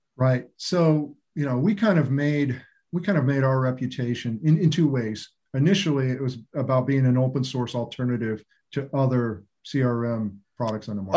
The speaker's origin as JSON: {"language": "English", "town": "Roswell", "region": "New Mexico", "country": "United States", "tie": "born or raised there", "said": "I was born in Roswell, New Mexico"}